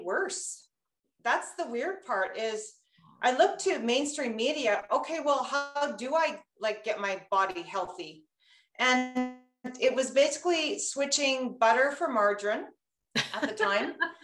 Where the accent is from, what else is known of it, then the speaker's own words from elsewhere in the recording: Castlegar, British Columbia, Canada; I grew up in Castlegar, a small town. And I grew up in a Russian community.